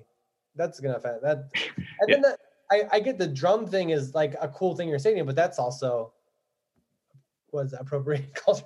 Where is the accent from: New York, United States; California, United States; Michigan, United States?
New York, United States; Buffalo; also born or lived in Cleveland, Ohio; My dad's family's from Cleveland, and I was born in Cleveland. So that was the first hat. I remember we moved to Buffalo when I was three.